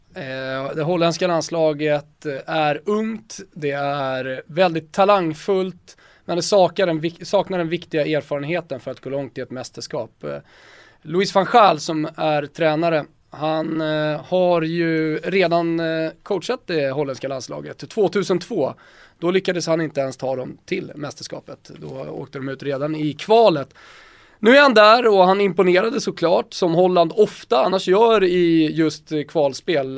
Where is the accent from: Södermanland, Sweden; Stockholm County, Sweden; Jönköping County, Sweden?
Stockholm County, Sweden; Botkyrka; also born or lived in Salem; Jag är uppvuxen i Botkyrka och i Salem